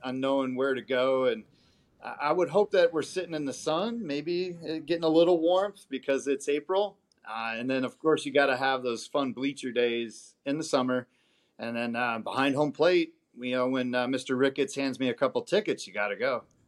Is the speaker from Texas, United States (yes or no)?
no; Las Vegas, Nevada, United States; I grew up out in Vegas